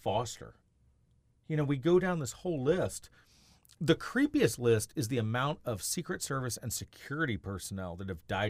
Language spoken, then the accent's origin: English; Southern Tennessee, United States; moved away; I'm from Southern Tennessee.